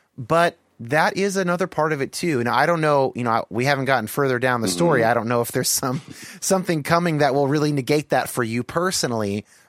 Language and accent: English; California, United States; I was raised in California, in the Bay Area